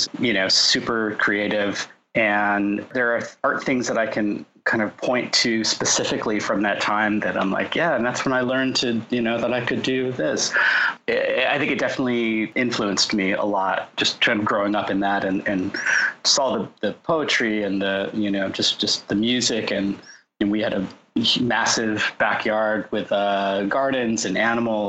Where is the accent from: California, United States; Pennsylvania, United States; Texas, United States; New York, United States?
California, United States; Orange County, Southern; also born or lived in Los Angeles, California / San Diego, California; I grew up in Southern California, in Orange County